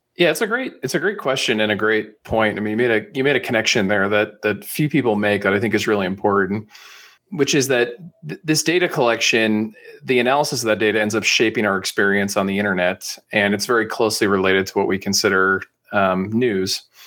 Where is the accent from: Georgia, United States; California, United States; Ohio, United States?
California, United States; San Francisco Bay Area; I'm up in the, uh, San Francisco Bay Area, which is where I've spent most of my, uh, you know, teenage years, childhood, and then after college as well